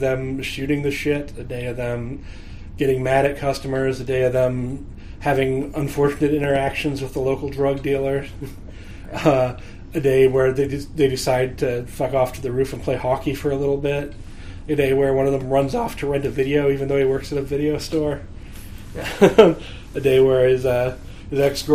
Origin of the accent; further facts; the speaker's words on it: Omaha, Nebraska, United States; growing up in Nebraska. Like, in this place where there's, like, Omaha's a big enough city